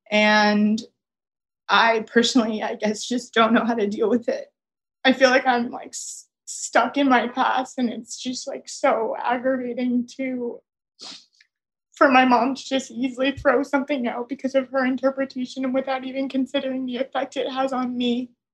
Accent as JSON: {"language": "English", "region": "Massachusetts", "country": "United States", "moved": "as an adult", "lives_now": "Miami, United States", "said": "I live in Miami alone, and I'm from Massachusetts"}